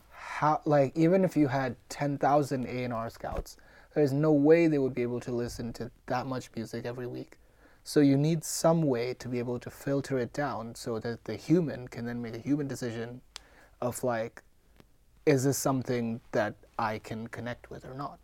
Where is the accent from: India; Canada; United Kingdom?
India; Mumbai, Maharashtra; moved away; I'm born and raised in India